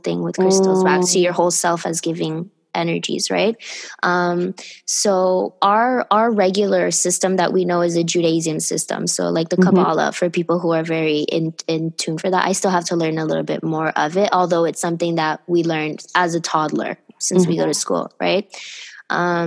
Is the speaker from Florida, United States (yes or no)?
yes; Miami, Florida, United States; I grew up in Miami